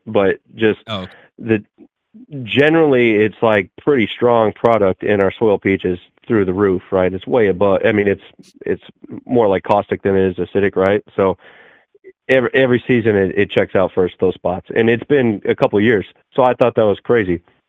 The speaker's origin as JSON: {"language": "English", "region": "Southeast Texas", "country": "United States", "said": "I'm from Southeast Texas."}